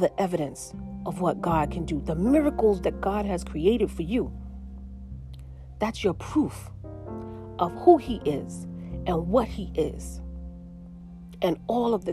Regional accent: New York City, New York, United States; moved away as an adult; now in Pennsylvania, United States; I'm from New York City.

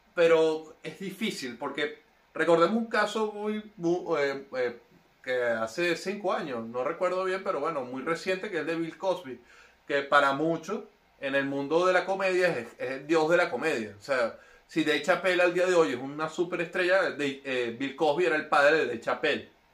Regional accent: Venezuela

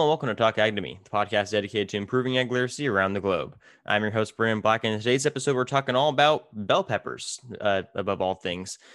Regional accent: California, United States; now in Minnesota, United States; I'm from California, we grow everything

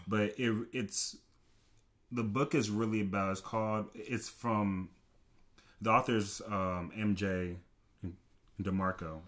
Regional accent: Rowlett, Texas, United States; many people know me, um, just from Rowlett. I graduated in, in twenty fifteen

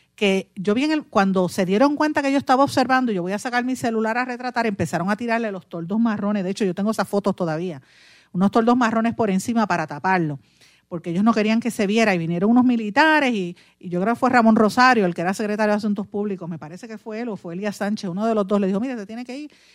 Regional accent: Guaynabo, Puerto Rico; el alcalde de mi pueblo, Guainabo

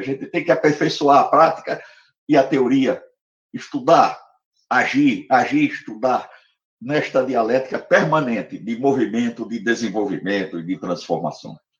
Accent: Natal, Rio Grande do Norte, Brazil; now in Recife, Brazil; na cidade de Natal, onde eu nasci. Eu vim para Recife exilado

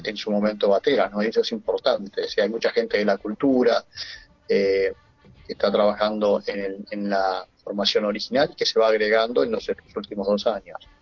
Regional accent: Argentina; moved away as an adult; now in Pamplona, Spain; yo soy argentino. Si bien ahora estoy viviendo en Irunía

